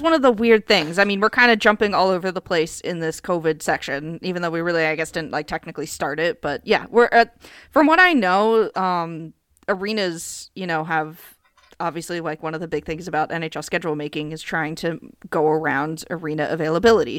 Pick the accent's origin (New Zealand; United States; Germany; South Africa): United States; I'm American.